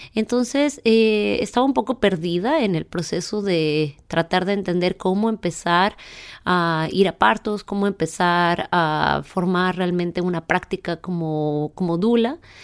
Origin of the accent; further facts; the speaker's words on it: Chihuahua, Mexico; moved away; yo soy originaria de Chihuahua